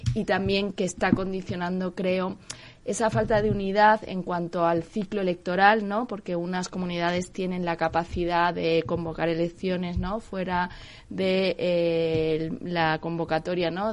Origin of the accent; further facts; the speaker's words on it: Andalusia, Spain; also born or lived in Majorca; now in Madrid, Spain; Yo soy andaluza